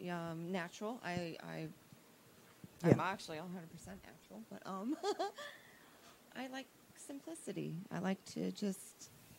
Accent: Florida, United States; I'm from Florida.

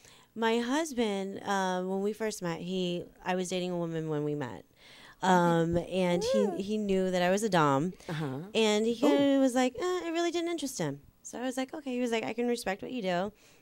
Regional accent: New York, United States; you can tell I'm from New York because I walk off in leather and full black.

